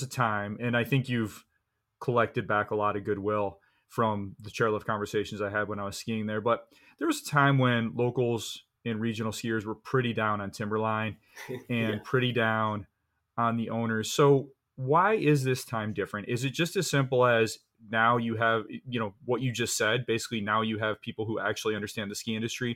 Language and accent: English; Michigan, United States; I grew up in Michigan